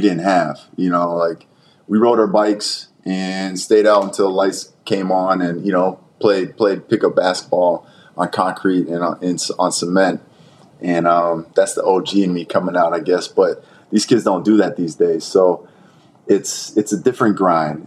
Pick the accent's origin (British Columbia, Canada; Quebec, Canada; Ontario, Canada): Ontario, Canada; Brampton; growing up in Brampton, coming out of Brampton